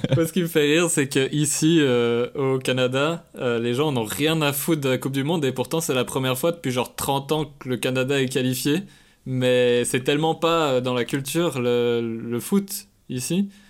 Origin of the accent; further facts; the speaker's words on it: Switzerland; moved away as an adult; also born or lived in Quebec; je suis suisse